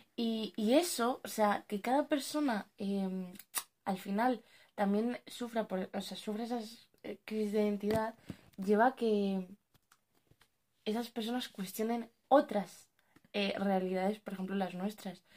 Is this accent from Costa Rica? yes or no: no; Spain; also born or lived in Morocco (parents' origin); hemos nacido en España o bueno, nos hemos criado toda nuestra vida aquí